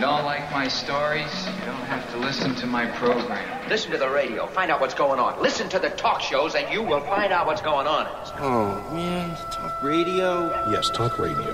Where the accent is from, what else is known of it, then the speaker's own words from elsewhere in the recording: Amityville, New York, United States; I was born in Amityville on Long Island